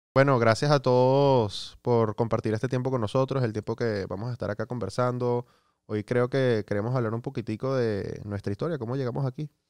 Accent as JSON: {"language": "Spanish", "town": "Miami", "region": "Florida", "country": "United States", "tie": "born or raised there", "said": "yo crecí acá en Estados Unidos, a los 10 años me mudé a, Miami"}